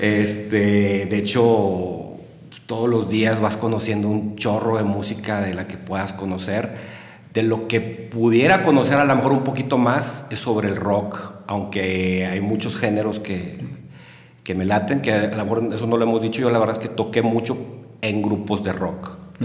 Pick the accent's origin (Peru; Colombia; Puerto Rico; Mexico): Mexico; Monterrey, Nuevo León; moved away as an adult; now in Saltillo, Mexico; yo nací en Monterrey un 27 de julio de 1978